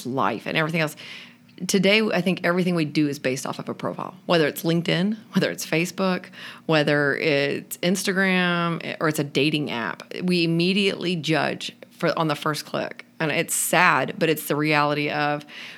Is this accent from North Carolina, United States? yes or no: no; Texas, United States; we're from Texas. I went to Baylor